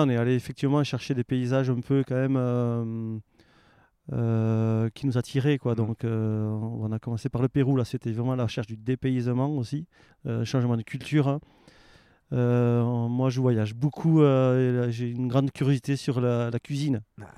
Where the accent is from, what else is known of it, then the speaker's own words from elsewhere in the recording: Aveyron, Occitania, France; moved away as an adult; also born or lived in Annecy; now in Faverges, France; je suis originaire de l'Aveyron